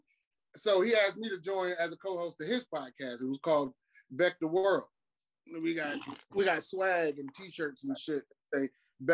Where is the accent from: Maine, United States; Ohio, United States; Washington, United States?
Ohio, United States; Cleveland; also born or lived in Shaker Heights; now in Lakewood, United States; I am from Cleveland via Shaker Heights, currently living in Lakewood on the west side of Cleveland.